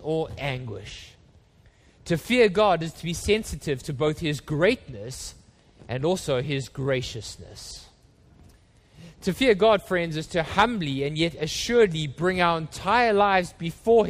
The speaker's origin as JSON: {"language": "English", "town": "Johannesburg", "region": "Gauteng", "country": "South Africa", "tie": "born or raised there", "said": "when I was a boy, we grew up in Johannesburg, and we don't live in apartments in South Africa"}